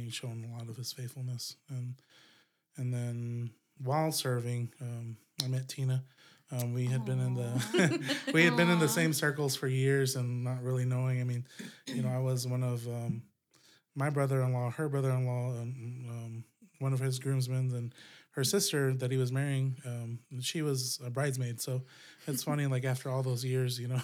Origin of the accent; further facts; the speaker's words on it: Gila River area, south of Phoenix, Arizona, United States; moved away as an adult; now in Flagstaff, United States; I grew up down in Gila area. That's south of Phoenix